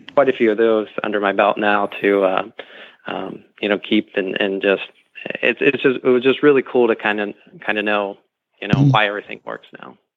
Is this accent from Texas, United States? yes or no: no; Dresden, Ohio, United States; I grew up in Ohio, born and raised. Um, uh, a couple hours um, east of Columbus, mm-hmm. um, small town Dresden